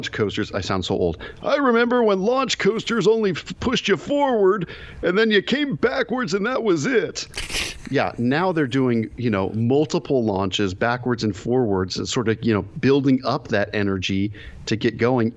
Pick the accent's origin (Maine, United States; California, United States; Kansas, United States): California, United States; Bay Area; I'm from the Bay Area